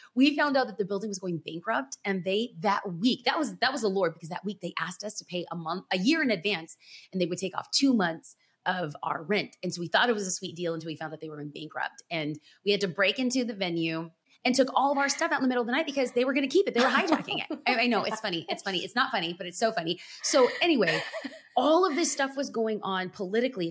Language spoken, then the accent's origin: English; Los Angeles, California, United States; I'm born and raised in Los Angeles